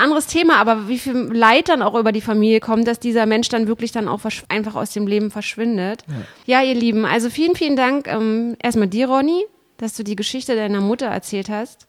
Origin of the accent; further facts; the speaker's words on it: GDR, East Germany, Germany; ich bin ja in der DDR äh, groß geworden